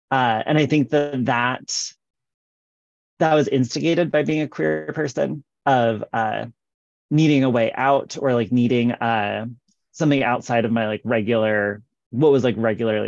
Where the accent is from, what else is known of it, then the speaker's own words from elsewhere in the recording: West Des Moines, Iowa, United States; moved away as an adult; also born or lived in Philadelphia / Japan; now in Iowa City, United States; I'm actually from West Des Moines, which is west of Des Moines, the capital of Iowa. So my family's all here.